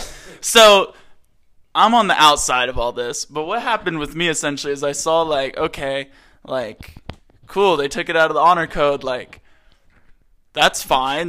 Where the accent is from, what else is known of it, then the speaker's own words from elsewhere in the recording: Maryland, United States; moved away; I'm from Maryland, East Coast.